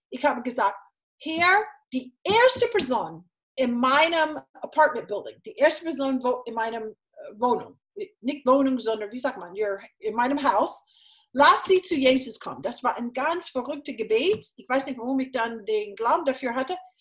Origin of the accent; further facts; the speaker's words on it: Florida, United States; German is a second language; moved away as an adult; also born or lived in Texas / Jena, Germany; now in Germany; ich bin in Florida aufgewachsen mit zwei Brüdern